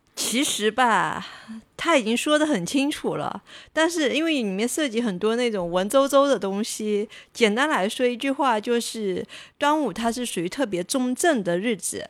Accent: southern China, China; 作为一个南方人

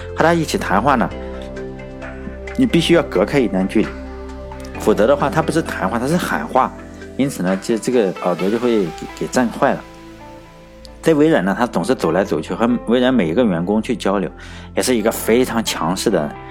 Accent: China; 毕竟我是中国人

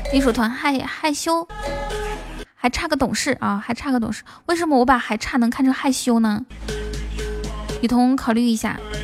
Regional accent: the Northwest, Northwest China, China; 其实我是西北的

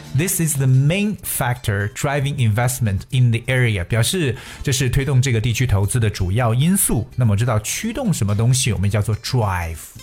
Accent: China; 对我们中国人来讲

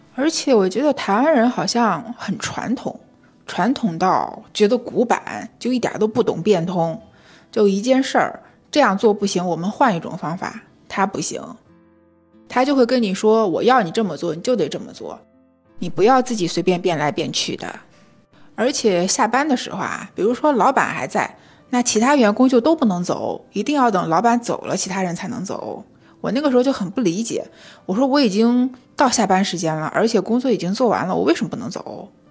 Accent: China; 我们大陆人民

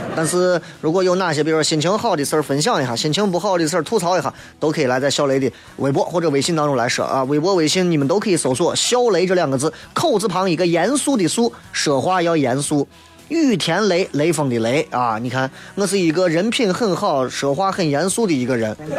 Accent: Shaanxi, China; 陕西话、陕西话、陕西方言，信安花，它都是我们所有陕西儿女的规宝

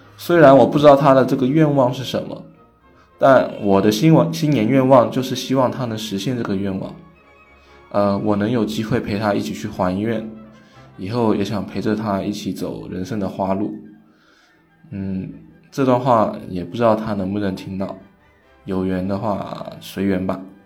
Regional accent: Meizhou, Guangdong, China; 我是来自广东梅州的客家人

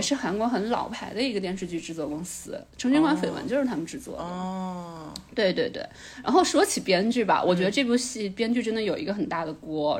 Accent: China; 我作为一个中国人

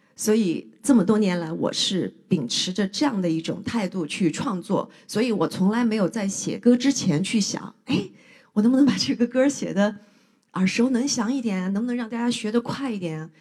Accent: southern China, China; moved away as an adult; also born or lived in Beijing; 作为一个南方人，第一次在北京过冬天

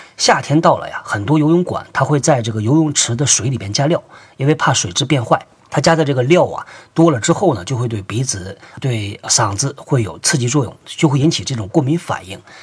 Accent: China; 我们中国人

